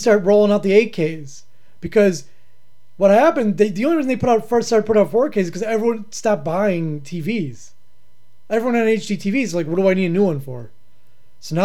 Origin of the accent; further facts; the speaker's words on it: Pittsburgh, Pennsylvania, United States; accent: Pittsburgh; I started to get my Pittsburgh accent.